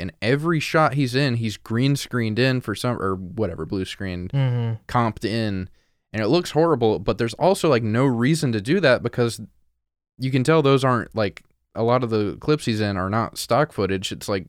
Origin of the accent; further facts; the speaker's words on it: Montana, United States; I'm from Montana.